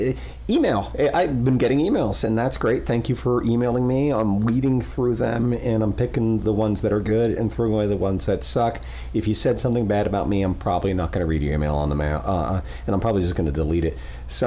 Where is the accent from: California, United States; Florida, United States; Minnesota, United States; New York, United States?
Florida, United States; Fort Pierce; I grew up in Fort Pierce in the 70s and 80s.